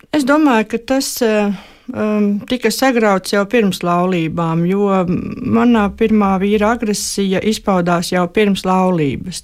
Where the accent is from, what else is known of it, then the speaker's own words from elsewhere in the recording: Kurzeme, Latvia; moved away as an adult; also born or lived in Semigallia; Un manas dzimtās mājas ir kurzemē